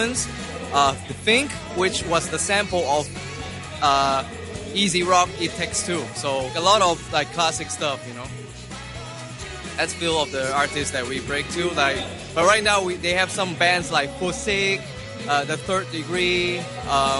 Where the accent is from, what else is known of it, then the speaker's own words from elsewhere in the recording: Macau; I come from Macau